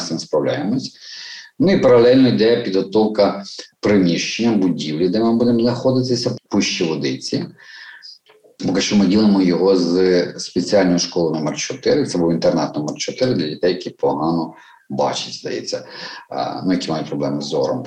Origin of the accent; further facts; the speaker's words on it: Mariupol, Donetsk Oblast, Ukraine; moved away as an adult; now in Kyiv, Ukraine; ми маріупольці